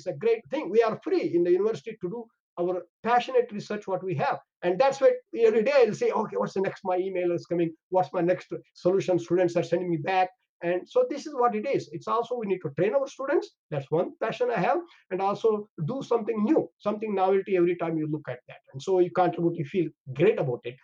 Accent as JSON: {"language": "English", "country": "India", "also_born_or_lived": "Canada", "moved": "as an adult", "said": "I'm from India."}